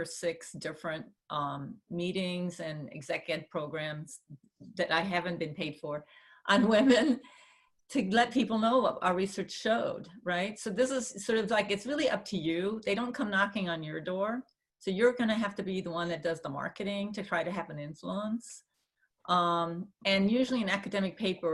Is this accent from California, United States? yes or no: yes; California, United States; I'm a Californian through and through